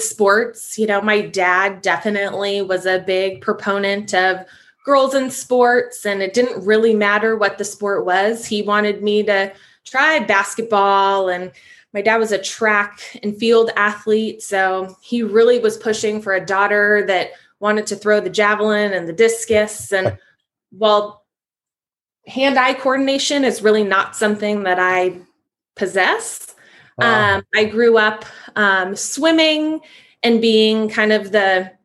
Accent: Castro Valley, California, United States; I grew up in Castro Valley

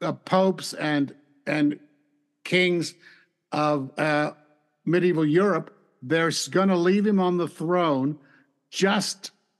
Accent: United States; moved away; because I was born in America.

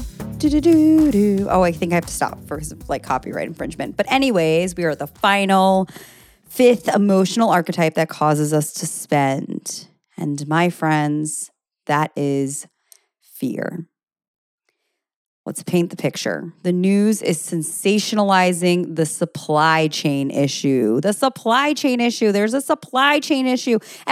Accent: United States; being American

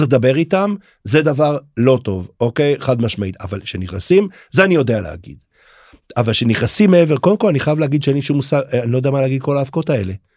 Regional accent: Haifa, Haifa District, Israel; אני גדלתי בחיפה

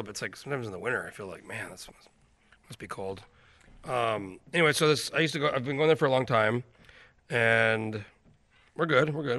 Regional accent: New Mexico, United States; moved away as an adult; also born or lived in Alaska; now in Anchorage, United States; I grew up in New Mexico.

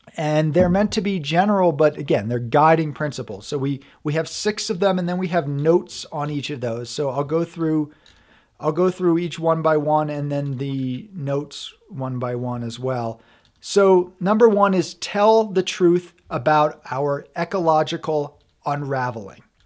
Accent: New York, United States; also born or lived in Vermont; now in Colorado, United States; I'm from back east. I lived in, well, I'm from New York State. I lived in Vermont. for a total of over ten years.

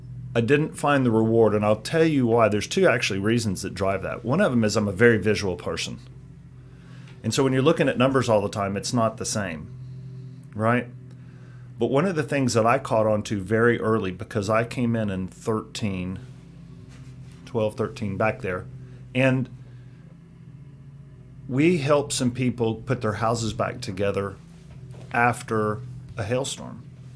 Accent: Chattanooga, Tennessee, United States; also born or lived in Houston, Texas; Houston, yep. And raised in Chattanooga.

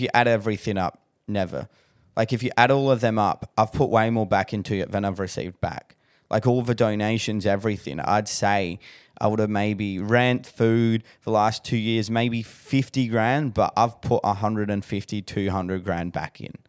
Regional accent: Adelaide, South Australia, Australia; moved away; I'm originally from Adelaide

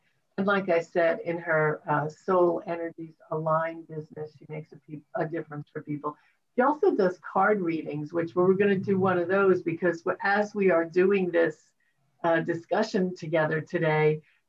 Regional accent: New York City, New York, United States; also born or lived in Long Island / Queens; now in Florida, United States; I grew up in Brooklyn and moved to Long Island and back to Queens.

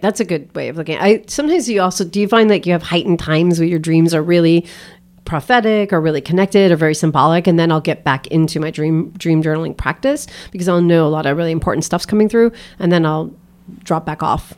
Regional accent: outside of Boston, Massachusetts, United States; I grew up outside of Boston

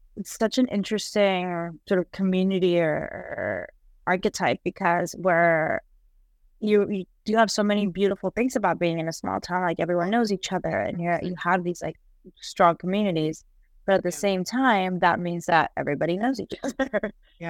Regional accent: Colombia; moved away; I'm from Colombia

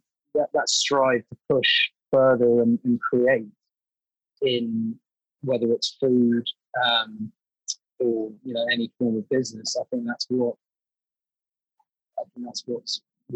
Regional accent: London, United Kingdom; sort of grew up born and bred in London

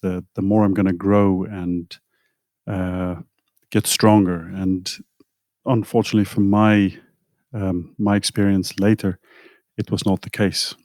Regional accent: South Africa; moved away; I come from South Africa where we, we had some really good food, at least when I was younger.

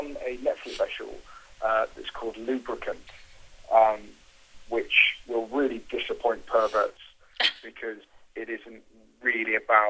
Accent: United Kingdom; being a British satirical comedian

